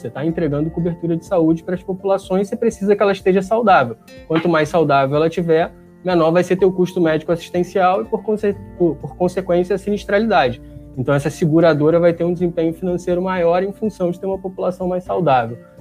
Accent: Rio de Janeiro, Brazil; vim de Padre Miguel, assim, meus pais não têm ensino fundamental completo, é gente muito, muito simples

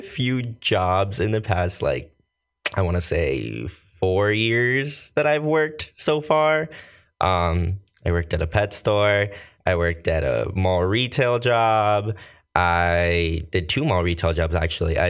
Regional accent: Somerset County, New Jersey, United States; also born or lived in Costa Rica / Bridgewater, New Jersey / Manville, New Jersey / South Bound Brook, New Jersey; But I've mostly lived everything out here in Jersey. Somerset County, though, has always been my home.

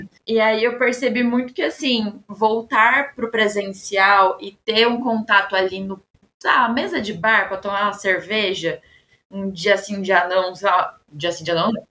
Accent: São Paulo, Brazil; E como paulista

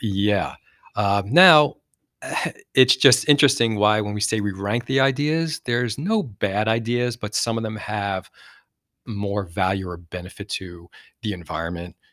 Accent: New Jersey, United States; I'm from Jersey, and we talk a lot, we talk fast.

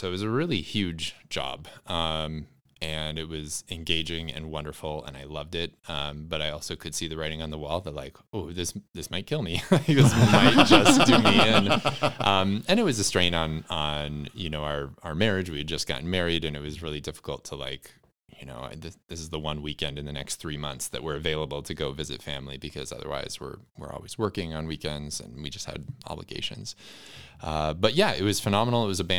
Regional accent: Wisconsin, United States; Yeah, I grew up right at the intersection of rural and urban Wisconsin.

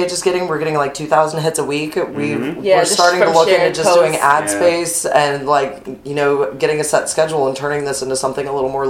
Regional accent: Topeka, Kansas, United States; moved away as an adult; also born or lived in Fort Worth, Texas / Chicago / Las Vegas / Northern California; now in New Orleans, United States; born and raised in Topeka, Kansas. I left after graduating high school.

